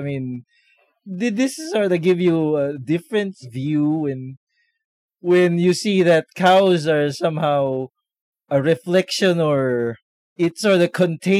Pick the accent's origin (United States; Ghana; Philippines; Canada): Philippines; So Nathan is from Australia. I'm from the Philippines. And Father is from Kerala, India.